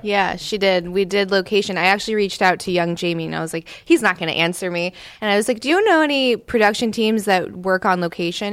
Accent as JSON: {"language": "English", "region": "Southern California", "country": "United States", "also_born_or_lived": "East Coast, United States / Southern US", "moved": "yes", "said": "I'm from Southern California originally"}